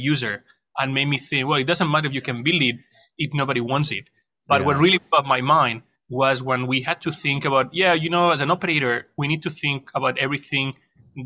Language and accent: English; Barcelona, Catalonia, Spain; moved away as an adult; also born or lived in Madrid; now in Shanghai, China; I'm Spanish. I was born in Madrid, raised in Barcelona. I spent a third of my life in Barcelona. Then I moved back to Madrid